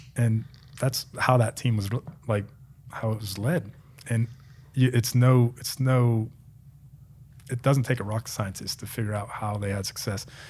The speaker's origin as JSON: {"language": "English", "region": "Pennsylvania", "country": "United States", "tie": "born or raised there", "also_born_or_lived": "Maryland", "moved": "as an adult", "lives_now": "Arizona, United States", "said": "I grew up in Pennsylvania"}